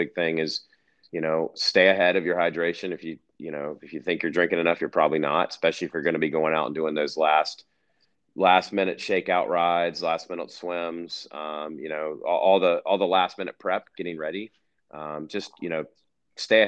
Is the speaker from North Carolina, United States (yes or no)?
yes; North Carolina, United States; moved away as an adult; now in Colorado, United States; born and raised in North Carolina